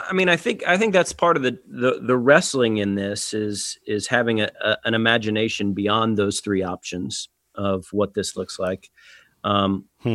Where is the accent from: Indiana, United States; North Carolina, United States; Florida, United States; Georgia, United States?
Georgia, United States; Atlanta; my home church and my hometown here in Atlanta